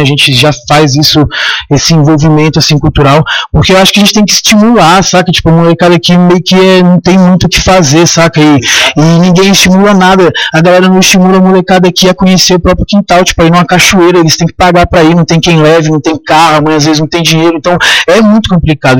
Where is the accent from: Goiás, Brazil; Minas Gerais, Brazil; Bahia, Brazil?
Goiás, Brazil; Chapada dos Veadeiros; Menino de casa, nascido e criado na Chapada dos Veadeiros